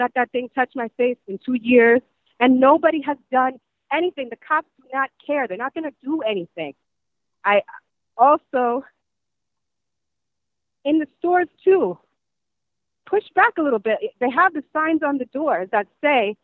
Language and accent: English; New York City, New York, United States; as a native New Yorker